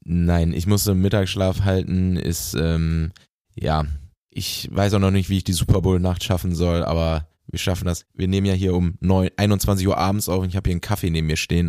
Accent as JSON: {"language": "German", "town": "Bielefeld", "region": "North Rhine-Westphalia", "country": "Germany", "tie": "born or raised there", "moved": "yes", "said": "in meiner Heimat nach äh, Bielefeld"}